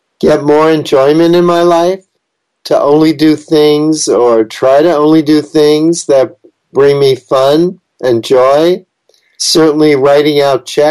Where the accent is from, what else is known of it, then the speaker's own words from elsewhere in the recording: New York City, New York, United States; I was born in New York City, so I'm a very city-oriented person, and I love big cities